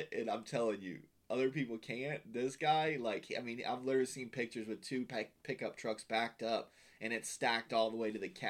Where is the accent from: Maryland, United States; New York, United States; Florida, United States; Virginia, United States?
Florida, United States; And I'm me being from Florida